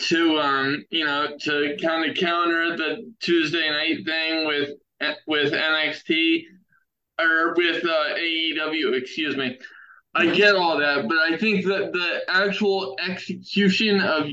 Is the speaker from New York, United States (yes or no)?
no; Baltimore, Maryland, United States; that's my hometown